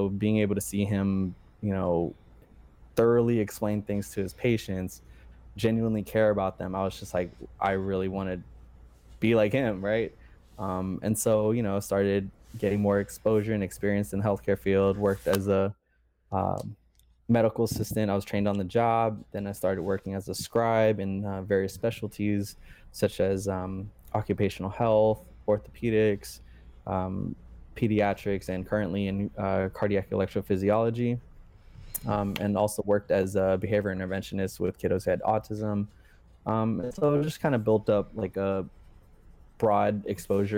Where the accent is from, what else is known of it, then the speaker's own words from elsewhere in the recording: Southern California, United States; also born or lived in Bay Area, California; I was born and raised in Southern California.